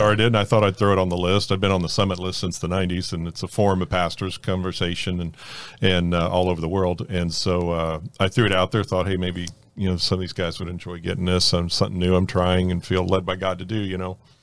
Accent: North Miami, Florida, United States; born or raised there; also born or lived in Fort Lauderdale

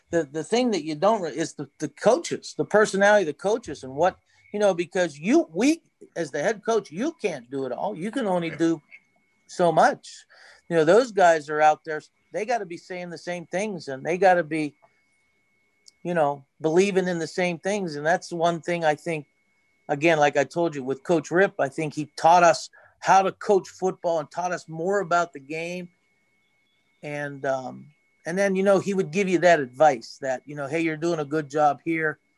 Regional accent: Jeannette, Pennsylvania, United States; we're in Jeannette, we're from Jeannette, and we're women

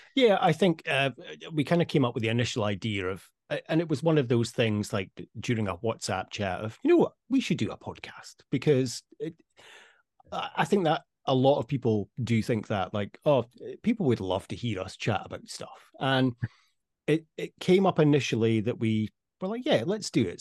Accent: Scotland, United Kingdom; moved away as an adult; also born or lived in Dubai; now in Amsterdam, Netherlands; we're both so proud to be Scottish

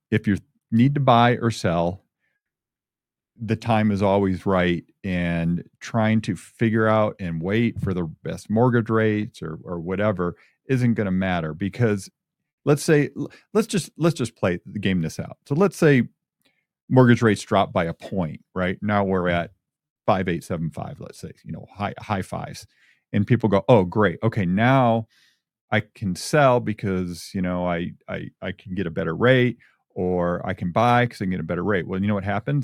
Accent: Michigan, United States; moved away as an adult; now in Albuquerque, United States; I'm a Michigan guy. I grew up in Michigan, of course, lived out here for 35 years now

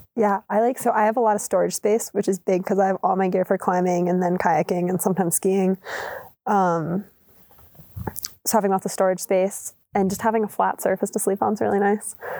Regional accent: Maryland, United States; moved away; I grew up in Maryland

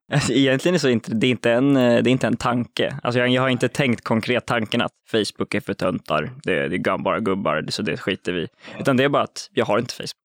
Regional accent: Uppsala, Uppsala County, Sweden; Jag och Frans är från Uppsala

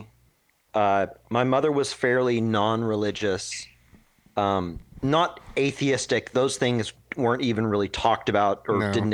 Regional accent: Dallas, Texas, United States; now in Portland, United States; This is in Texas. I grew up in Dallas, Texas

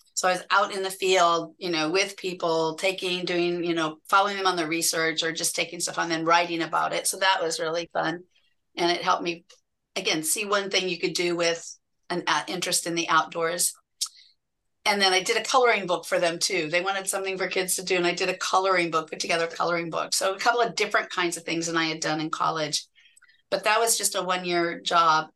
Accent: Indianapolis, Indiana, United States; I grew up and just outside of Indianapolis, Indiana

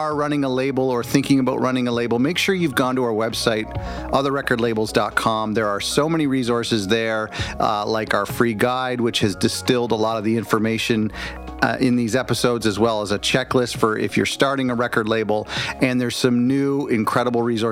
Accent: Canada; I'm Canadian

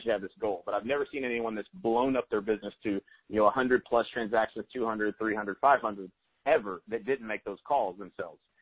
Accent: Lawton, Oklahoma, United States; I'm from Lawton, Oklahoma. It's a pretty small town

